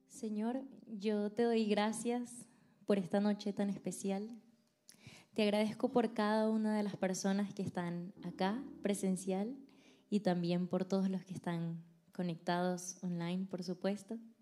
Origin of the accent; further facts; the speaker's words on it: Venezuela; moved away as an adult; now in United States; yo soy venezolana, me vine acá a Estados Unidos hace aproximadamente siete años